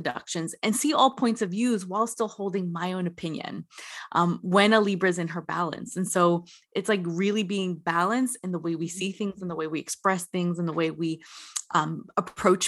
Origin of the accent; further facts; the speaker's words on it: New Jersey, United States; I grew up in the New Jersey area.